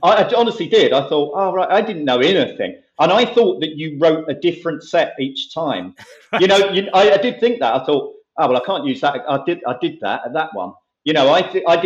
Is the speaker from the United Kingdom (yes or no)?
yes; Romford, London, United Kingdom; I grew up in Romford.